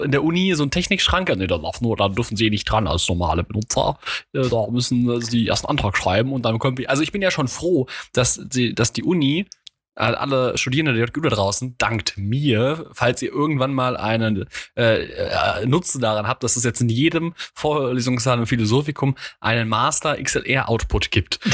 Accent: Mainz, Rhineland-Palatinate, Germany; als Mainzer

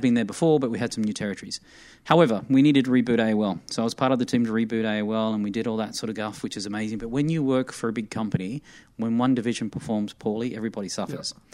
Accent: Armidale, New South Wales, Australia; moved away as an adult; also born or lived in Sydney; now in United States; I'm not from a city, mate. I'm from the bush

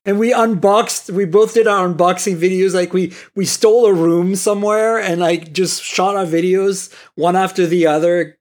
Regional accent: Canada; I'm Canadian

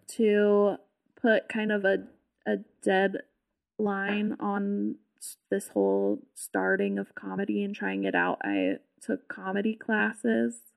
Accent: Southern California, United States; I'm from California, like, Southern California

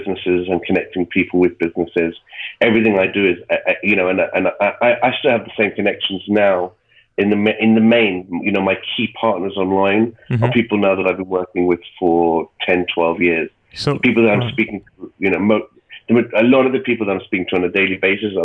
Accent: England, United Kingdom; moved away; also born or lived in Ireland; I was born in Ireland, but I was raised in England

